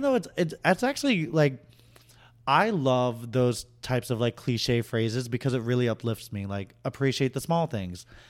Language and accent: English; Boston, Massachusetts, United States; moved away; I'm originally from Boston.